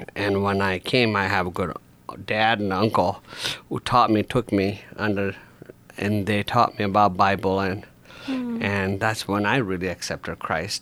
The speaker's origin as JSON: {"language": "English", "country": "India", "tie": "born or raised there", "also_born_or_lived": "Grand Rapids, United States", "moved": "yes", "lives_now": "United States", "said": "I was born in India, and the Hindu family"}